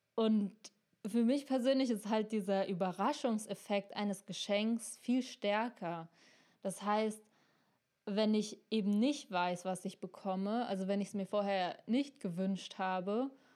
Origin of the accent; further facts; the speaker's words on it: Germany; wir Deutschen